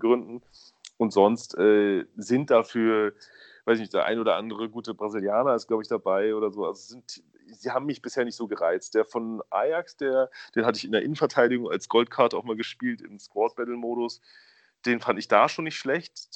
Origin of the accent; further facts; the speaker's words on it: Berlin, Germany; ich bin in Berlin aufgewachsen